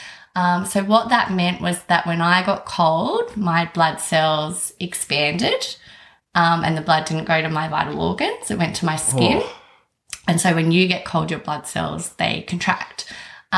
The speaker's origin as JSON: {"language": "English", "area": "South Coast", "region": "New South Wales", "country": "Australia", "tie": "born or raised there", "also_born_or_lived": "Sydney", "said": "I'm from the South Coast. I'm born down here. Grew up here, went to uni here, moved to Sydney for a little bit for work."}